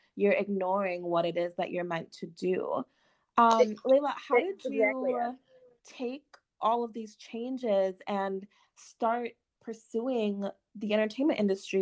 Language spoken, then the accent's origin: English; Jamaica; moved away; I was born in Jamaica, but when I moved here